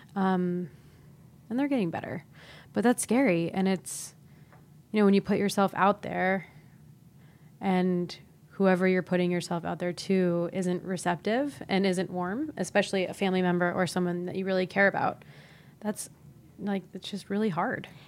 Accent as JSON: {"language": "English", "region": "Ohio", "country": "United States", "tie": "born or raised there", "said": "I grew up in Ohio"}